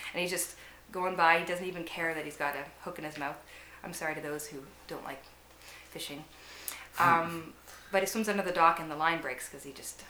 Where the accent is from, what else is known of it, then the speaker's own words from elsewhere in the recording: Nanaimo, British Columbia, Canada; Yeah, I'm from Nanaimo.